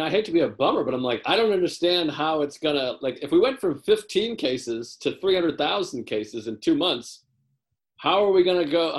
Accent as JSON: {"language": "English", "town": "Whitman", "region": "Massachusetts", "country": "United States", "tie": "born or raised there", "accent": "Boston", "said": "I grew up in Whitman, Massachusetts, which is the birthplace of the chocolate chip cookie."}